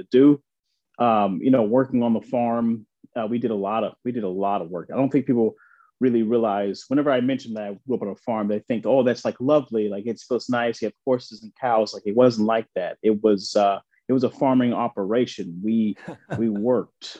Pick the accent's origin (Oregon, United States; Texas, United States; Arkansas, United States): Arkansas, United States; Central; accent: slight accent, twang; moved away as an adult; also born or lived in New York; I grew up in Central Arkansas on a farm.